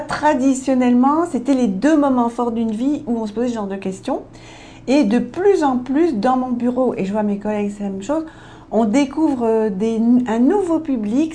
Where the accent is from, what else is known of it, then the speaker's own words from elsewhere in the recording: Belgium; Je suis belge